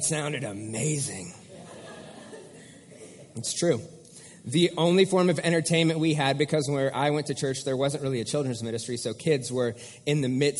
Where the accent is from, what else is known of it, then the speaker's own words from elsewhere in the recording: Bixby, Oklahoma, United States; I was raised in Bixby